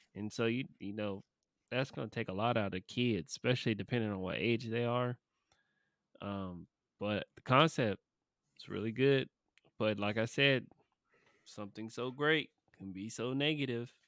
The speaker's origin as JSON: {"language": "English", "region": "California", "country": "United States", "tie": "born or raised there", "moved": "yes", "said": "my home state. Well, not my home state, but, you know, my born, born state, my home away from home. Uh, Cali"}